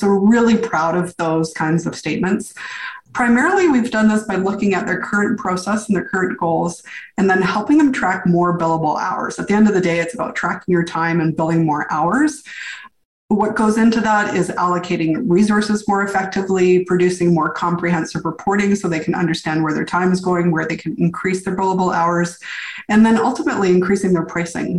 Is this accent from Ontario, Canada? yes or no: no; Victoria, British Columbia, Canada; moved away as an adult; also born or lived in New York City; I came back to my hometown, which is Victoria, BC, far west coast of Canada